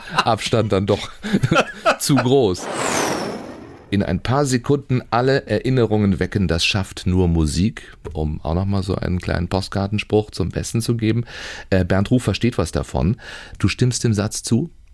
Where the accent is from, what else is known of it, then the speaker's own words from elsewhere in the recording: Baden-Baden, Baden-Württemberg, Germany; now in Schleswig-Holstein, Germany; Ich bin ja in Baden-Baden groß geworden